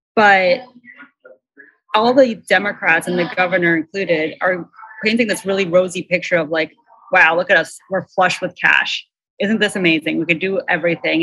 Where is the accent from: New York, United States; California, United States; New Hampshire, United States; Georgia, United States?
New York, United States; Long Island; I grew up on Long Island